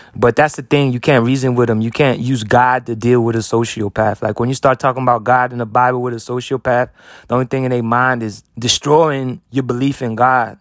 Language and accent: English; United States; I'm an American